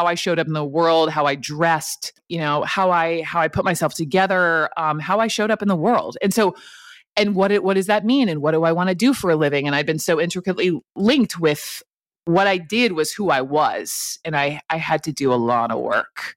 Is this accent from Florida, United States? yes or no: no; Atlanta, Georgia, United States; growing up in Atlanta